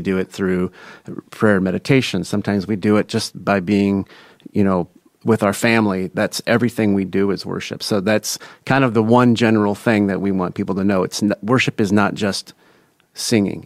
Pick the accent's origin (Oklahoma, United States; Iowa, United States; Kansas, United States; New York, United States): Iowa, United States; Des Moines; From Des Moines, Iowa. Grew up on the east side. Went to East High School